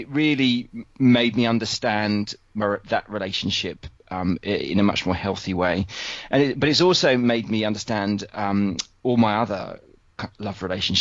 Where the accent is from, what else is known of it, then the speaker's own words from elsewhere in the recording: United Kingdom; being British